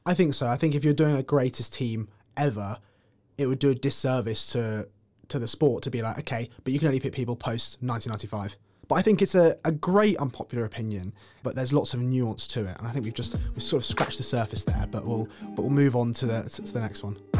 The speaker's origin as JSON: {"language": "English", "region": "England", "country": "United Kingdom"}